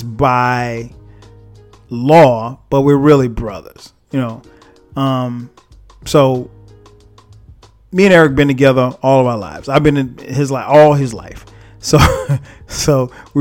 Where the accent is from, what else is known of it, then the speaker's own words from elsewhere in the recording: Florence, South Carolina, United States; now in Atlanta, United States; I was recently home, back in my hometown, Florence, South Carolina